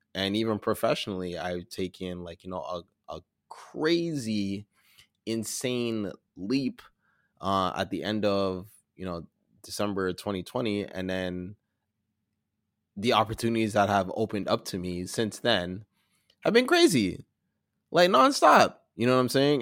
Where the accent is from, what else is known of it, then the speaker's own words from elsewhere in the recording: Toronto, Ontario, Canada; I'm from Toronto, I'm a black editor